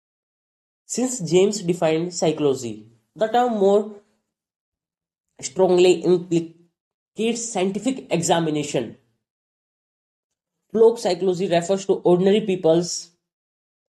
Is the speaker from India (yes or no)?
yes; North India, India; English is a second language; I'm from India, from North India, and in North India, very rarely people speak English. I learned English myself